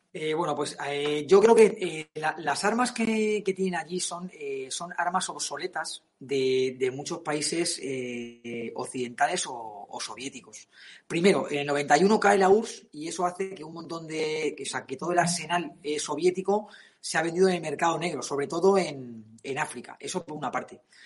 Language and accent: Spanish; Spain; somos así, españoles